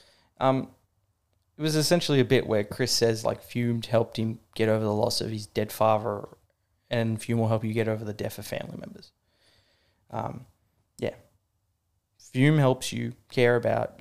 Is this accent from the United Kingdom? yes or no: no; Australia; I'm Australian